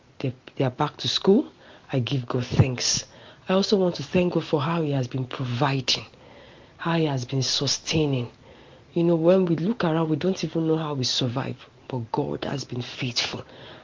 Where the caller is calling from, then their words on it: Jos, Plateau, Nigeria; I'm calling and I'm talking from Jos.